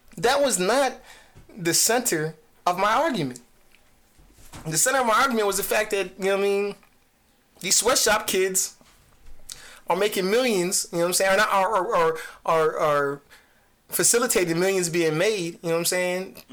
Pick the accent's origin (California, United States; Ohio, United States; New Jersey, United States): New Jersey, United States; I'm from Jersey